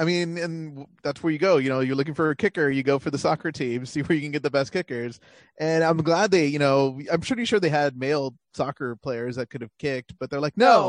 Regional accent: near Edinburg, Texas, United States; Edinburgh which is like close to my hometown.

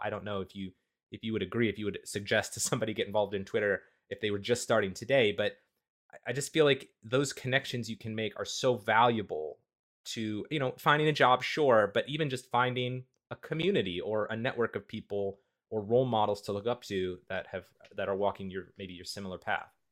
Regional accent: Midwest, United States; I'm from the Midwest, the United States

